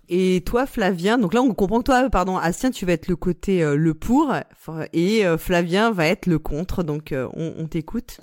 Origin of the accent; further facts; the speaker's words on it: France; on est français